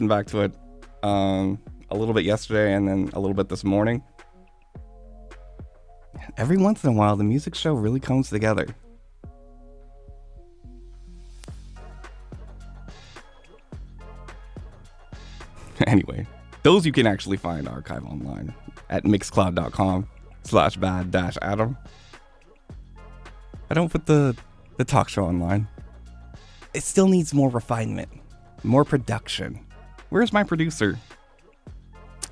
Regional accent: United States; I was born here and I live here.

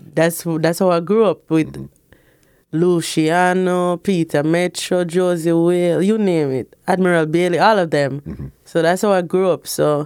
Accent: Portmore, Saint Catherine, Jamaica; Boy, I'm going to live at Portmore, and I know. Portmore made me feel like the celebrity that I'm supposed to be, right?

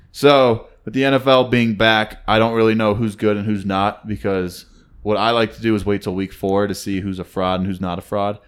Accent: United States; we're American

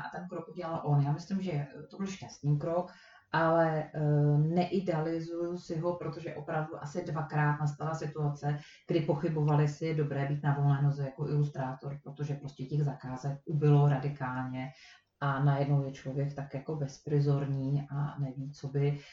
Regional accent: Prague, Czechia; moved away; Já jsem Pražák

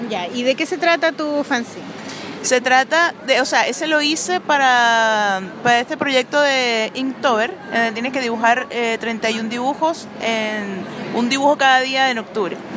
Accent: Venezuela; now in Chile; Soy venezolana y chilena. ¿Cuántos años llevas en Chile? 14 años.

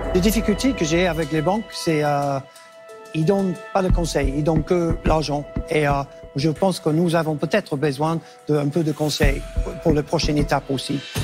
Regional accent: England, United Kingdom; French is a second language; moved away as an adult; now in Basque Country, France; un petit accent, je suis anglais

